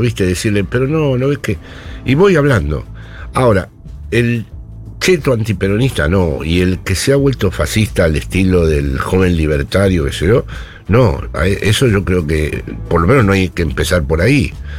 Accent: Buenos Aires, Argentina; moved away as an adult; now in Spain; soy un porteño que vive allí

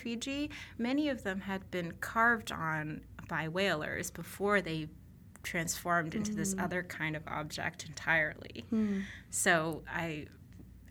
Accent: Boston, Massachusetts, United States; I grew up in the Boston area

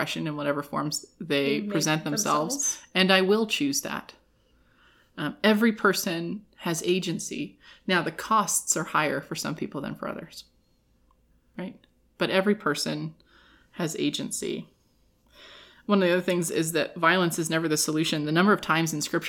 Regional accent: California, United States; now in Reno, United States; when I was growing up in California

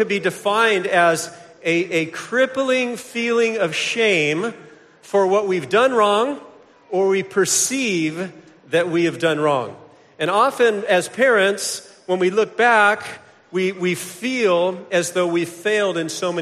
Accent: Vero Beach, Florida, United States; I hail from Vero Beach, Florida

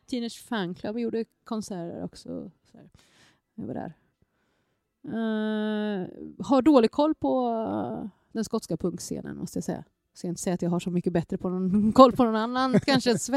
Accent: Gangnam, Seoul, South Korea; born there; just för att jag inser att jag är född i Gangnam

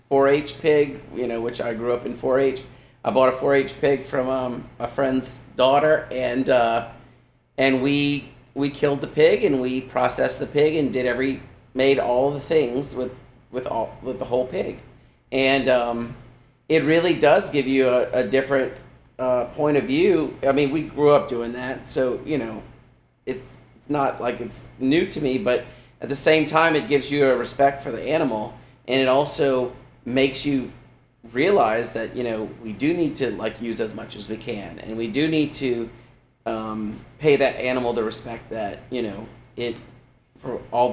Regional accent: Louisiana, United States; as Cajun people, we take the simplest things and we make something really good from it by treating it the right way.

